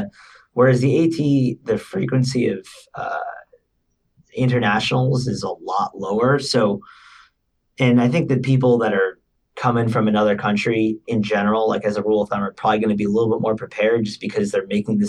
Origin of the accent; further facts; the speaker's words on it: Northeast, United States; So I'm from the Northeast. These are like the only mountains that I know up over here.